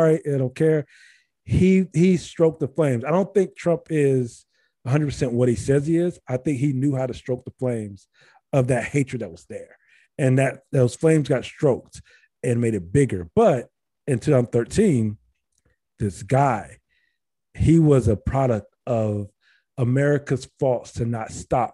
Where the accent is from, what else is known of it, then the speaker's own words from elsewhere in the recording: Ohio, United States; we're from Ohio